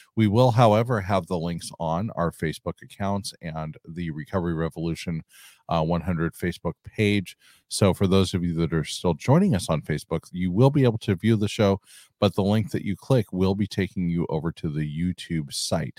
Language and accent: English; California, United States; I'm from California